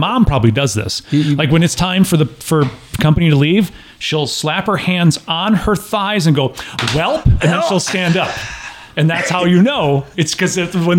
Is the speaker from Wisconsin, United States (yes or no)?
yes; Wisconsin, United States; moved away; I'm originally from Wisconsin.